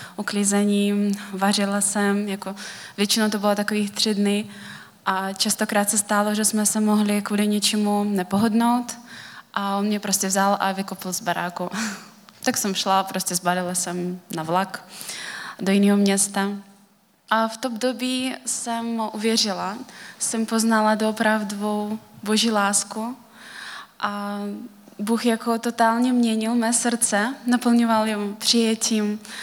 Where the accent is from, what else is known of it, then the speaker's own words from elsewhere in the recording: Kalmykia, Russia; Czech is a second language; moved away as an adult; now in Czech Republic; už 9 let jsem v Česku, jinak pocházím z Kalmické republiky, což je součást Ruska.